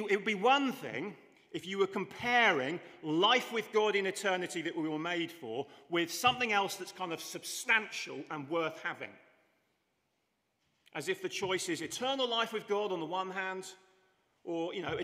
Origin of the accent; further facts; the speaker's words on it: England, United Kingdom; I'm English